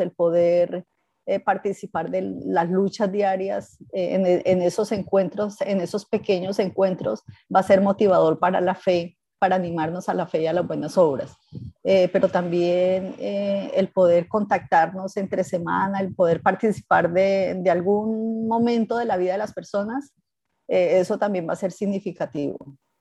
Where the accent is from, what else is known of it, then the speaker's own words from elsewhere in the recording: Ibagué, Tolima, Colombia; moved away as an adult; also born or lived in Armenia, Colombia; now in Ecuador; Somos del Tolima, de Ibagué, allá nos forjamos, crecimos